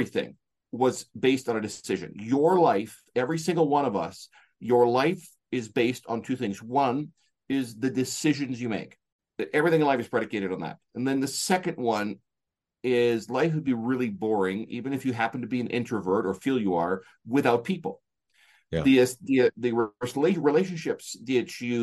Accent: Canada; I'm from Canada

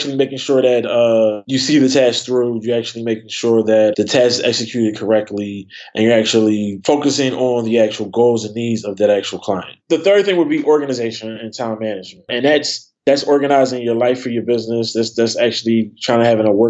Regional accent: Philadelphia, Pennsylvania, United States; I grew up in Philly

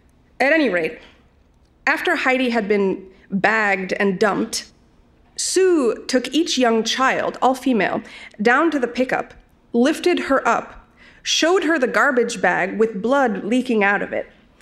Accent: Boston, Massachusetts, United States; It might help here if I mention that Ted's family lives in Nebraska. I'm from Boston.

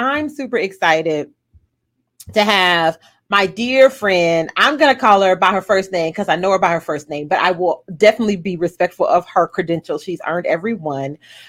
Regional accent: Baton Rouge, Louisiana, United States; now in Houston, United States; I'm from Baton Rouge, and there is one Krispy Kreme in Baton Rouge.

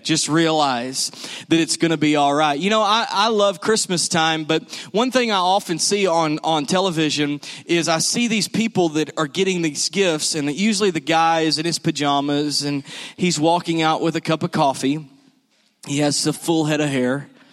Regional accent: the South, United States; we're from the South.

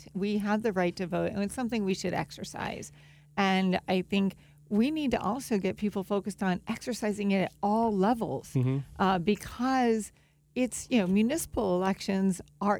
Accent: Palm Beach County, Florida, United States; also born or lived in Chapel Hill, North Carolina / Durham, North Carolina / Los Angeles, California; I actually was born and raised in Palm Beach County

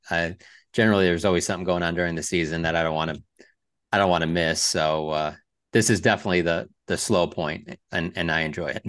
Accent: Detroit, Michigan, United States; moved away; I was growing up in Detroit

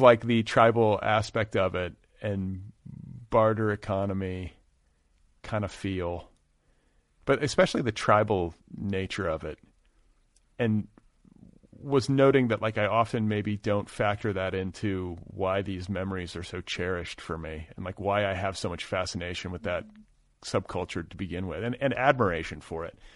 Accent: Midwest, United States; moved away; also born or lived in Boulder, Colorado; I grew up in the Midwest

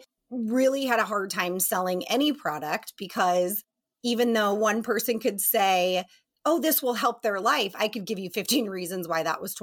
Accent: Colorado Springs, Colorado, United States; moved away as an adult; also born or lived in East Coast; now in Barrington, United States; I grew up born on the East Coast, but I'm raised in Colorado Springs, Colorado

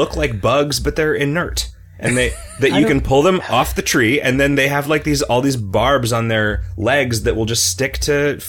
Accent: Illinois, United States; moved away; They were everywhere when I was growing up in Illinois.

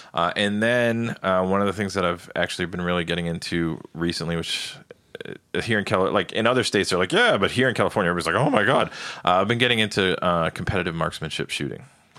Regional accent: Ireland; Even though I'm Irish and I'll probably catch hell for this, I actually liked the English stout better than the Irish stout.

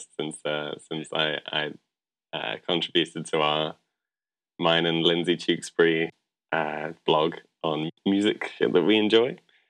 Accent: London, United Kingdom; moved away as an adult; also born or lived in Bristol; now in United States; I was born in London. Moved around quite a lot within the UK, so I've got a bit of a blend of North north, south, east, west accents. But spent most of my life in London and Bristol.

